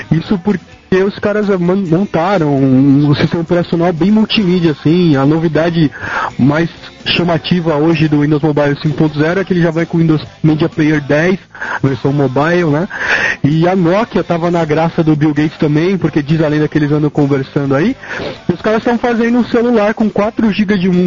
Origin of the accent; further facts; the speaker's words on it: São Paulo, Brazil; Pessoal, eu sou paulista.